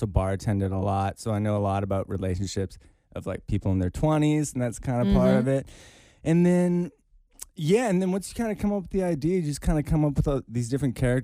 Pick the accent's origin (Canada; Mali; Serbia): Canada; Victoria, British Columbia; I'm from that area, like a few hours away. Another city. It's actually called Victoria